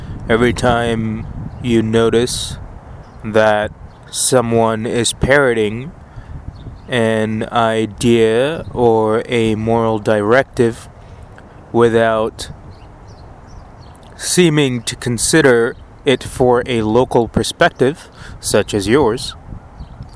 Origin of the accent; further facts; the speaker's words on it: Penang, Malaysia; my hometown of Penang, Malaysia